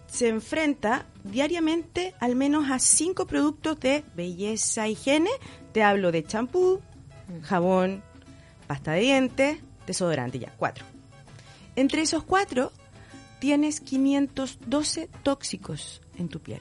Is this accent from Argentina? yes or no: no; Chile; mi país